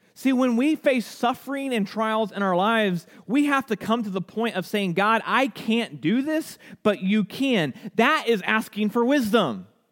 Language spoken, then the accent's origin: English; United States; as American Christians, one of the words that scare us the most is persecution. And honestly, here in the United States